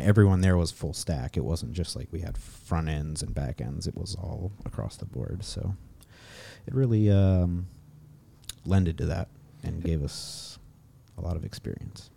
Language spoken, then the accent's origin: English; Maryland, United States; moved away as an adult; now in Vallejo, United States; I'm originally from Maryland, actually. I moved out to California about three years ago, and now I'm living up in, uh, Vallejo